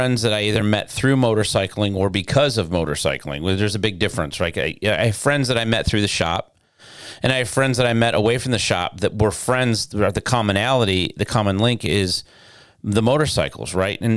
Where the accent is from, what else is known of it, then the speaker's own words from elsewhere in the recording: Detroit, Michigan, United States; now in Florida, United States; growing up in Detroit